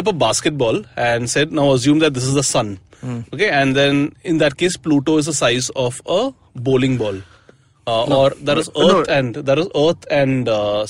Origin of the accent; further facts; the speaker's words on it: Mumbai, Maharashtra, India; I'm from Bombay